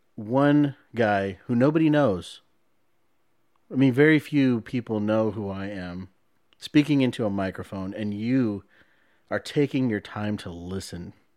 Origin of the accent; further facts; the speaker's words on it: San Antonio, Texas, United States; I was born in San Antonio.